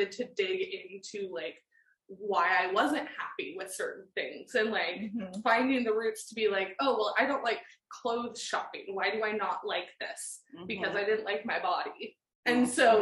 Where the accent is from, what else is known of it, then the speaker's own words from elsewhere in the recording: Oregon, United States; also born or lived in Portland / Germany; I grew up in Oregon, born and raised